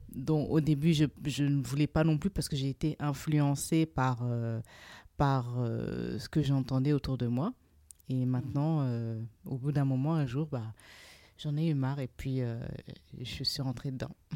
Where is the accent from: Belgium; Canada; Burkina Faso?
Burkina Faso; also born or lived in Trouville, Normandy, France; now in France; Je suis originaire du Burkina Faso